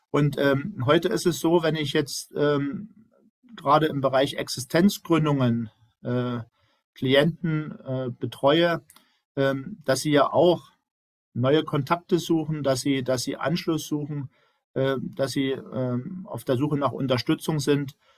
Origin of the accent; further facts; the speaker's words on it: Brandenburg, Germany; moved away as an adult; now in Dresden, Germany; ich stamme ja aus dem Land Brandenburg